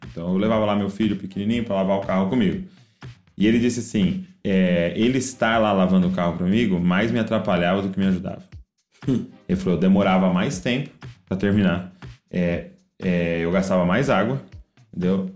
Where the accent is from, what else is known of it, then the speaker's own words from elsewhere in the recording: Brazil; nós, como brasileiros